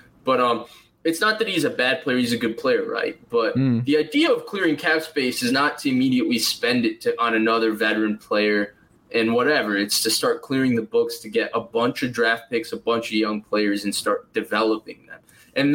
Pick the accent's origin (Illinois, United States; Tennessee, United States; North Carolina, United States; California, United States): Illinois, United States; Naperville; I'm from Naperville, actually.